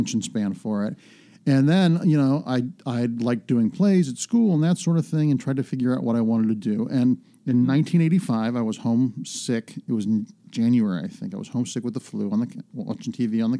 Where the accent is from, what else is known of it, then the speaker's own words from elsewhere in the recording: Mentor, Ohio, United States; moved away; I grew up in a smallish town called Mentor, a suburb about half an hour, 40 minutes east of Cleveland, right on Lake Erie.